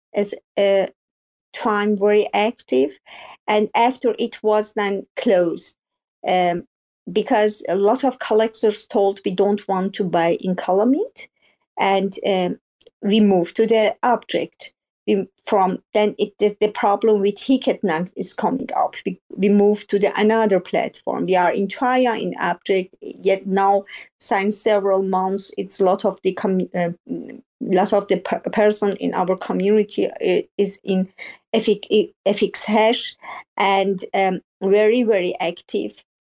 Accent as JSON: {"language": "English", "country": "Iran", "second_language": "English", "moved": "yes", "lives_now": "Germany"}